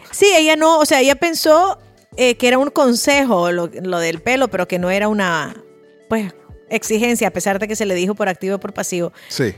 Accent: Spain; los españoles sabemos de fútbol

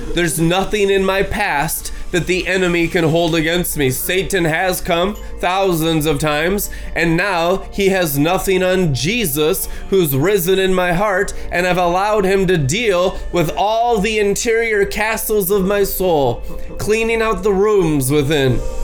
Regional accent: United States; as American Christians

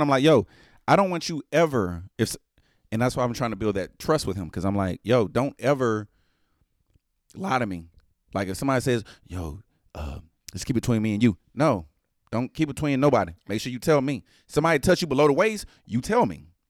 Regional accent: United States; I'm American

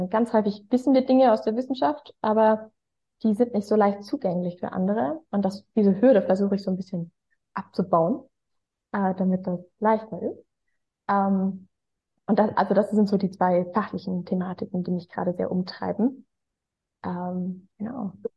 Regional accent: Freiburg im Breisgau, Baden-Württemberg, Germany; now in Hamburg, Germany; Aber in mir ruht natürlich eigentlich ein Schwarzwaldmädchen ich bin ja eigentlich geboren in Freiburg im Breisgau.

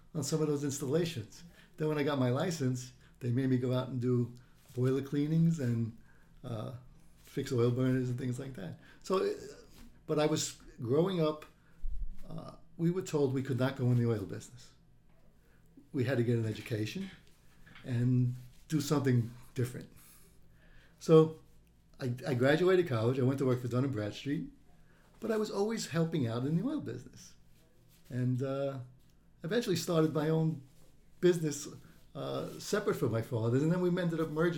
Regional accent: New York City, New York, United States; I grew up on Wither Street, which is right on the border between Greenpoint and Williamsburg

